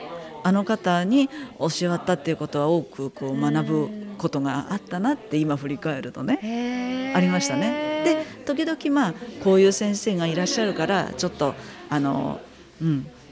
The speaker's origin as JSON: {"language": "Japanese", "town": "Hamamatsu", "region": "Shizuoka", "country": "Japan", "tie": "born or raised there", "said": "あのこっちの地元の浜松に帰って"}